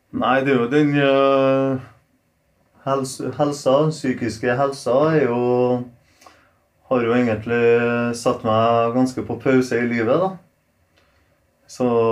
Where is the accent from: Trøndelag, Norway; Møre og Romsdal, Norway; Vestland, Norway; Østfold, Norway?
Trøndelag, Norway; Trondheim; Norwegian is a second language; also born or lived in Poland; jeg, har alltid den gamle imagen av Kolstad. Da. Det var ganske litt sånn slum. Det var det. Men vi likte det.